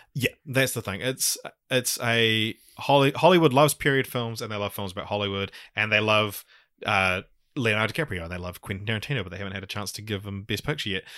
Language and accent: English; New Zealand; accent: Kiwi; my Kiwi accent